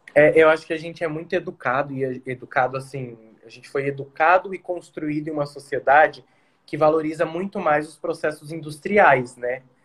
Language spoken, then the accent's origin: Portuguese; São Paulo, Brazil; now in Mato Grosso do Sul, Brazil; eu sou de São Paulo, mas eu fui abraçado pelo Mato Grosso do Sul